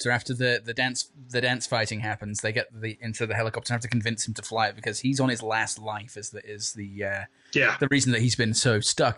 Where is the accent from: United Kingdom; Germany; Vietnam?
United Kingdom; Birmingham, West Midlands; from my hometown